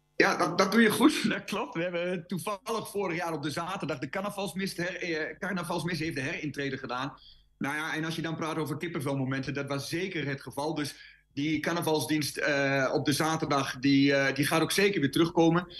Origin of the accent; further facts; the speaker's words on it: Twente, Overijssel, Netherlands; bij ons in Twente, de Twentse spreuk en de Twentse spraak